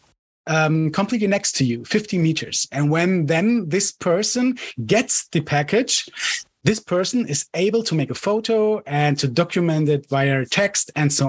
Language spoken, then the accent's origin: English; Cologne, North Rhine-Westphalia, Germany; I'm from Germany, Cologne